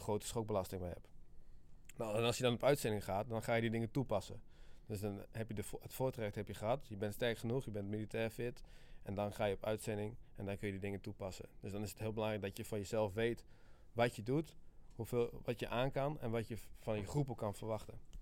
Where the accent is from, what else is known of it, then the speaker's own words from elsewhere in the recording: Friesland, Netherlands; Ik ben 29 jaar en ik kom uit Friesland